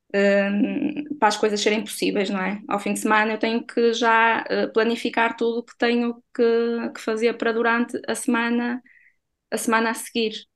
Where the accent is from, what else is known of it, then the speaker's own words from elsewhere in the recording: Barcelos, Braga, Portugal; sou natural de Barcelos